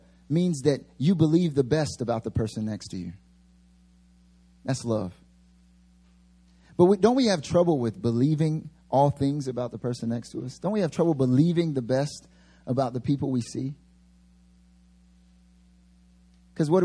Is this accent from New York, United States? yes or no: no; near North Carolina, United States; moved away as an adult; now in Seoul, South Korea; my father was back in North Carolina, actually like really close to my hometown